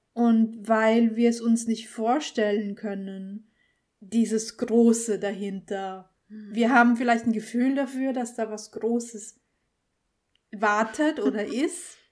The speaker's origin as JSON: {"language": "German", "country": "Austria", "said": "Österreicherin, ist es ja hier in unserem Land"}